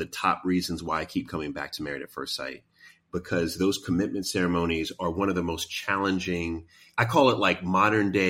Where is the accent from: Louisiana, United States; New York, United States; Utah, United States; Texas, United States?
New York, United States; New York City; I grew up in Queens